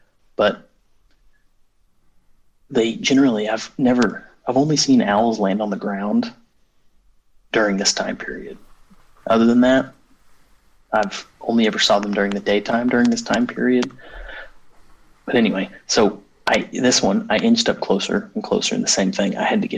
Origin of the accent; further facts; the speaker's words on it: United States; I grew up in Native American country.